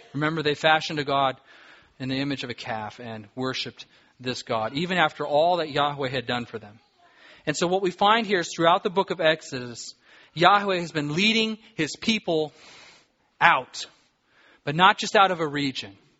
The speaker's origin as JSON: {"language": "English", "region": "Southern California", "country": "United States", "tie": "born or raised there", "moved": "yes", "lives_now": "Alaska, United States", "said": "I grew up in Southern California."}